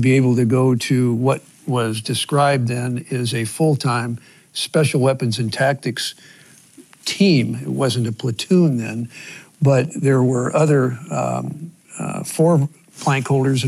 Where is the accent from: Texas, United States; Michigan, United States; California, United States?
California, United States; Los Angeles; I grew up in Los Angeles